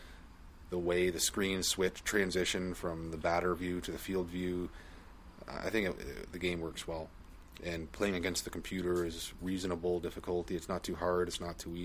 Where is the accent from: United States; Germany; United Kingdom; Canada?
Canada; I'm Canadian